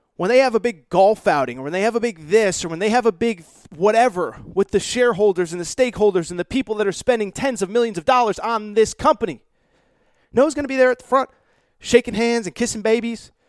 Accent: Connecticut, United States; grow up in the nineteen nineties when I was growing up in Connecticut

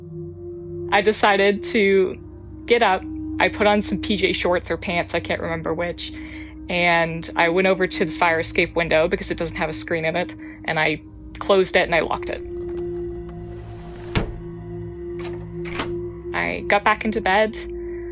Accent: Atlantic Canada, Canada; I am from Atlanta, Canada

